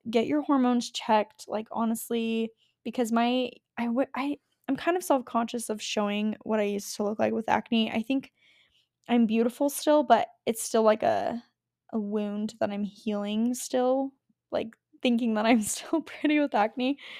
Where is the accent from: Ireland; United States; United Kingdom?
United States; Las Vegas, Nevada; I grew up in Vegas, so it was hot